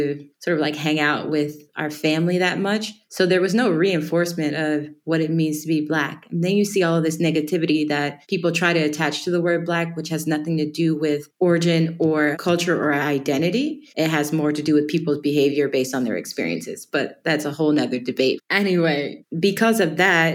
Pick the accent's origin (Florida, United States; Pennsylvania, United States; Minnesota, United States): Pennsylvania, United States; Erie; moved away as an adult; also born or lived in Atlanta, Georgia / Burkina Faso / Guinea; now in Cameroon; I grew up in Erie, Pennsylvania.